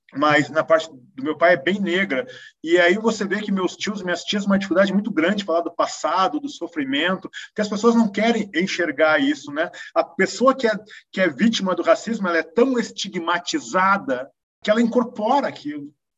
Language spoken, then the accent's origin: Portuguese; Porto Alegre, Rio Grande do Sul, Brazil; also born or lived in Europe; now in São Paulo, Brazil; sendo porto-alegrense